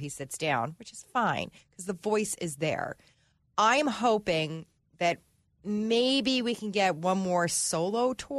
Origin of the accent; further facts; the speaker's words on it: New Jersey, United States; I'm from Jersey and I'm Italian.